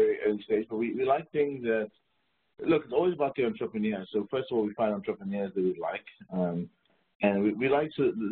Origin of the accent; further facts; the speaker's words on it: South Africa; moved away as an adult; also born or lived in Silicon Valley; born in South Africa in 1979 during the sort of peak era of apartheid